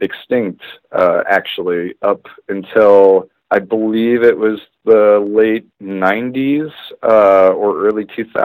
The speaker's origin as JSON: {"language": "English", "town": "Laguna Beach", "region": "California", "country": "United States", "tie": "born or raised there", "moved": "yes", "lives_now": "Colorado, United States", "said": "Originally, I'm from Laguna Beach, California, which is Orange County, the Orange County area"}